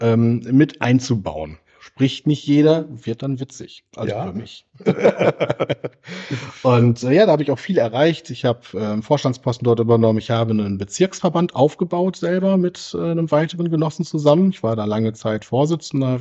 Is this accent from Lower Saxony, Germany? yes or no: yes; Großheide, Lower Saxony, Germany; moved away; also born or lived in Wilhelmshaven; in meiner Heimat